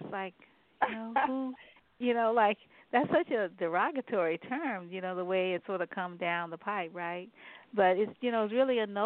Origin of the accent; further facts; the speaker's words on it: New Orleans, Louisiana, United States; born there; I was born in New Orleans, and my father and mother and brother were as well.